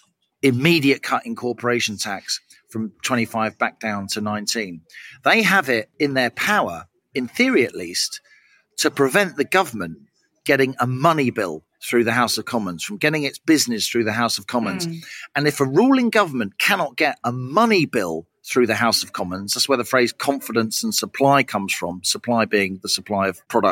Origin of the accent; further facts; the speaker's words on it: London, United Kingdom; I speak as a Londoner, a proud Londoner